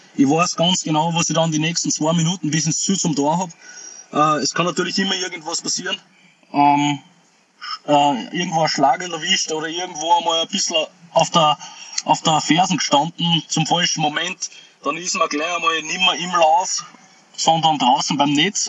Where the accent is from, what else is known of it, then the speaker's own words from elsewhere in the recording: Austria; ich bin stolzer Österreicher